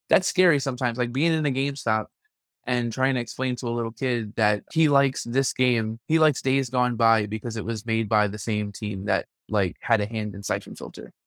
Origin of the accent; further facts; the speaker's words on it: New York City, New York, United States; I'm from Brooklyn. Like, Yeah. I've grown up with people of all different shapes and sizes